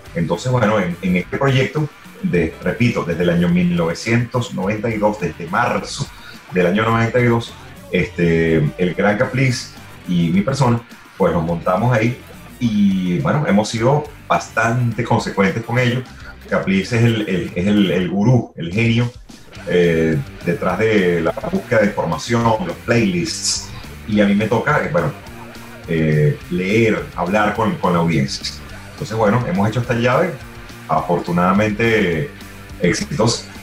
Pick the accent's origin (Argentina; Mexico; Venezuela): Venezuela